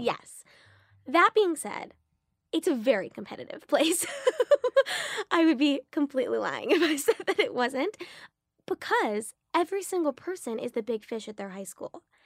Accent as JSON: {"language": "English", "town": "Los Angeles", "region": "California", "country": "United States", "tie": "born or raised there", "said": "growing up in West L A and then going to beautiful, vibrant private schools"}